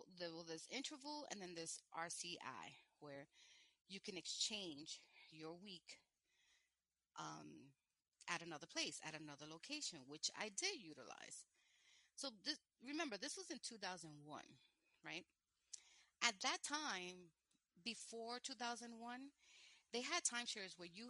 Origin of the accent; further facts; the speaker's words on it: New York City, New York, United States; I'm from New York and a single mom